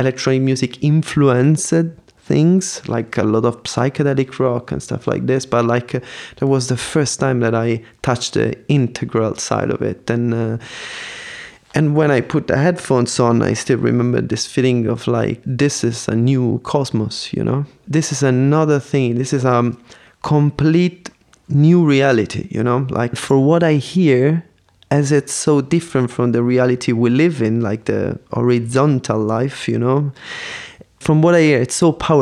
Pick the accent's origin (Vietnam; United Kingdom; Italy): Italy; Palermo, Sicily; moved away as an adult; also born or lived in Paris; now in Berlin, Germany; I was born and I grew up in Sicily